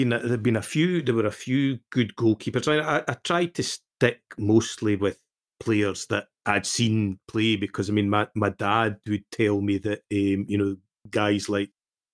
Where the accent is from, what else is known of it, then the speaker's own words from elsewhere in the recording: Scotland, United Kingdom; I was born and brought up in Scotland, but the family's from Tuscany. A little village called Barga, which a lot of Scottish Italians are from.